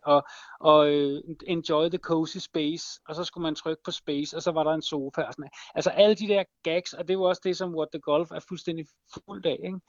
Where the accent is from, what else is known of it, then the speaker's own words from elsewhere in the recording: Copenhagen, Capital Region of Denmark, Denmark; jeg kommer fra København